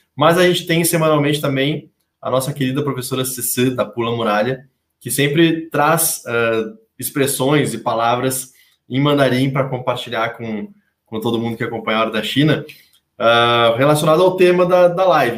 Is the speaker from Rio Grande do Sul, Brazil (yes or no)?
yes; Rio Grande do Sul, Brazil; now in São Paulo, Brazil; eu que sou gaúcho e os meus conterrâneos gaúchos aqui